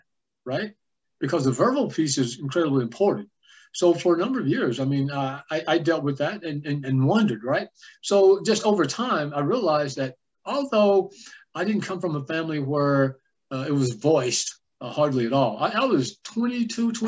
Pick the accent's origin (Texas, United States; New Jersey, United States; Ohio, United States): Texas, United States; Jacksonville; I grew up in East Rural, Texas. It's a little place called Jacksonville